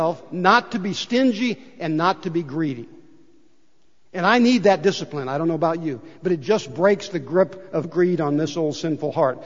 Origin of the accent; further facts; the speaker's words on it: United States; I was born here in the United States of America. What a great place to be born and grow up.